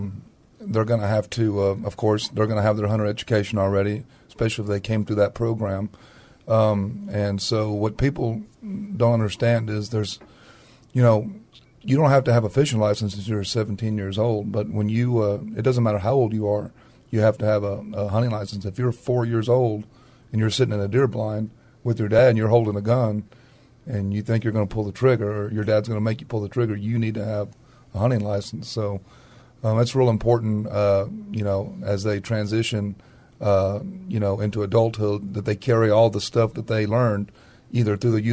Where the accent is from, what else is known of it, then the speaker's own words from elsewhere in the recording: Castroville, Texas, United States; Well, when I was growing up in Castroville, Texas, there was a game warden.